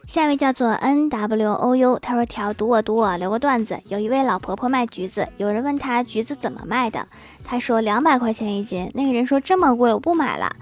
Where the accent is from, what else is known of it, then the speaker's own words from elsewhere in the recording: Northeast China, China; accent: Northeastern (Dongbei); 用我们东北话是这么说的